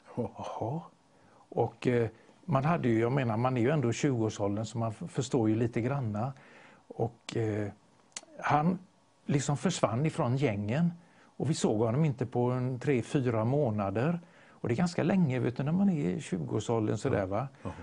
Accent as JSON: {"language": "Swedish", "town": "Gothenburg", "region": "Västra Götaland", "country": "Sweden", "tie": "born or raised there", "said": "jag är ju göteborgare"}